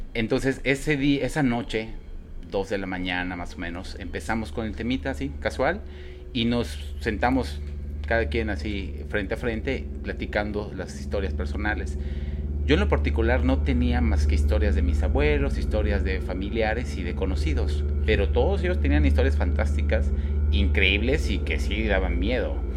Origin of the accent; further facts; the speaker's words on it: Guadalajara, Jalisco, Mexico; also born or lived in Cabo San Lucas; now in Mérida, Mexico; yo soy de Guadalajara, ahí viví muchos años de mi vida, ahorita vivo acá, Mérida